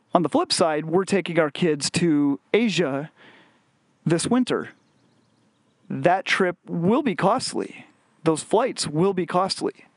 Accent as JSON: {"language": "English", "area": "west of Chicago", "region": "Illinois", "country": "United States", "tie": "born or raised there", "said": "growing up in West, uh, west of Chicago in the nineties"}